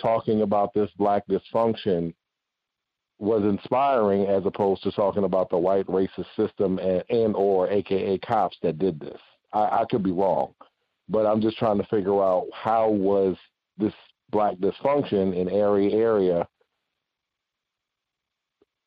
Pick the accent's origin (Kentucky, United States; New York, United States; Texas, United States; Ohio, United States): New York, United States; I'm from New York